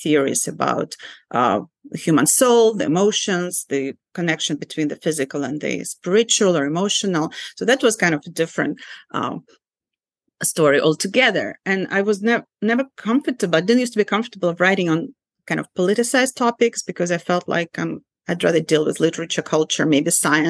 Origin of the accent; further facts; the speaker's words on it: Ukraine; English is a second language; now in United States; a Soviet Jew growing up in Soviet Ukraine